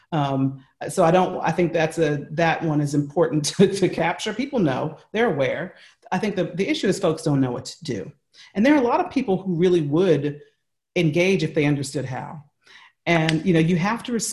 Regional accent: United States; accent: American; that's my American accent

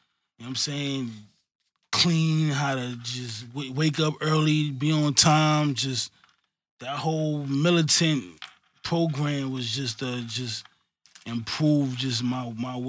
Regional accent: New York City, New York, United States; I'm from Queens. I'm from Hollis

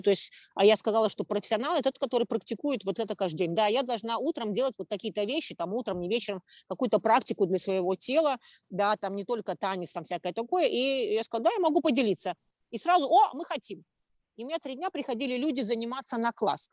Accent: Riga, Latvia; я родилась в Риге

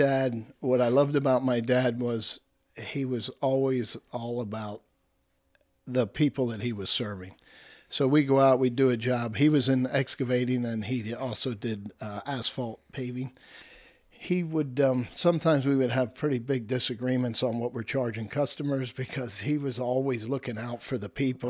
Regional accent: Lebanon, Pennsylvania, United States; I was raised in Lebanon

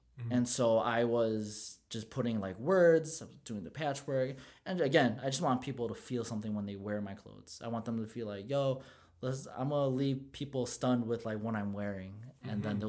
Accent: Philippines; You know what, to go back on the favorite part of the Filipino culture, it's how we can blend in anywhere. Bro, we can go in any nationality and blend in, and we're cool with everyone.

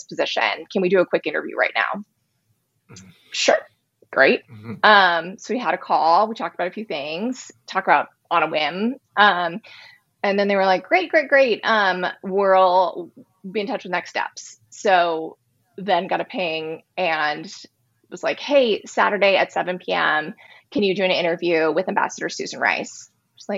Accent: West Coast, United States; I'm from the West Coast.

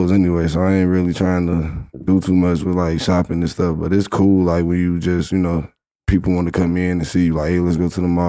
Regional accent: Chicago, Illinois, United States

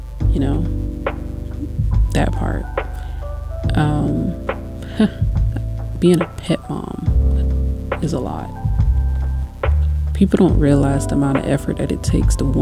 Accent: United States; being an American

